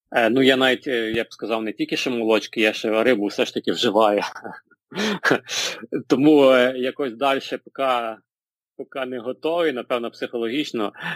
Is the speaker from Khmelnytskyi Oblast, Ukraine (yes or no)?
no; Pidmykhailia, Ivano-Frankivsk Oblast, Ukraine; now in Ivano-Frankivsk, Ukraine; Я сам родом е, з Калуша, точніше біля Калуша, село Підмихайля